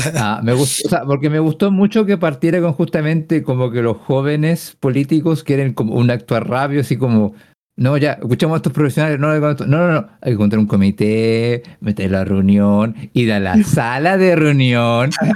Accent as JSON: {"language": "Spanish", "country": "Chile"}